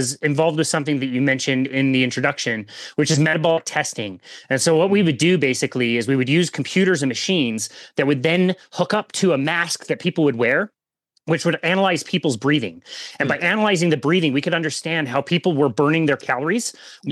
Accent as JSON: {"language": "English", "town": "Salt Lake City", "region": "Utah", "country": "United States", "also_born_or_lived": "South Jordan, Utah", "said": "I'm basically from the Salt Lake City kind of area. I've lived here most of my life"}